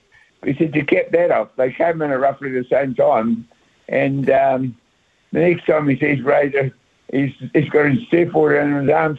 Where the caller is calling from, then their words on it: Christchurch, Canterbury, New Zealand; I'm calling from Christchurch.